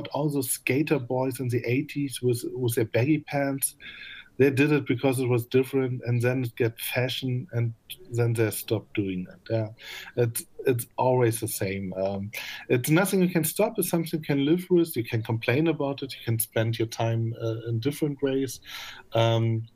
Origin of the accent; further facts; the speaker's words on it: Magdeburg, Saxony-Anhalt, Germany; moved away; also born or lived in Berlin; I'm original from Magdeburg